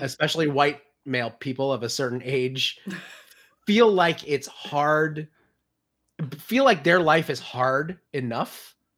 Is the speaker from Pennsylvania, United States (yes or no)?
yes; near Philadelphia, Pennsylvania, United States; I grew up near Philadelphia, um, like, forty-five minutes away from Philly in the seventies